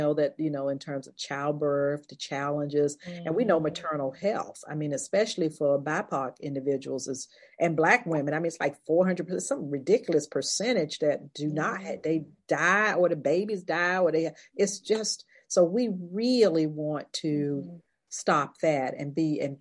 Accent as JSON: {"language": "English", "region": "North Carolina", "country": "United States", "tie": "born or raised there", "said": "This is my home state. I was born in North Carolina."}